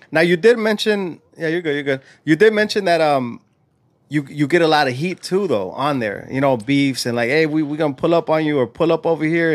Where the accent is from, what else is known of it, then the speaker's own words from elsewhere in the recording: California, United States; now in Illinois, United States; was born and raised in Cali